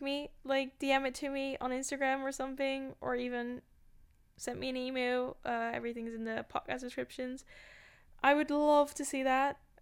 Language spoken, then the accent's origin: English; Amsterdam, North Holland, Netherlands; I was born in Amsterdam. I grew up in Amsterdam and in another city, but also Amsterdam.